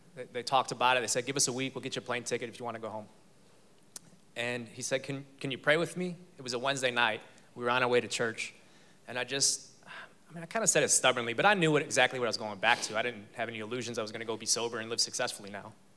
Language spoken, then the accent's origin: English; Chicago, Illinois, United States; moved away as an adult; now in Texas, United States; I'm from Chicago.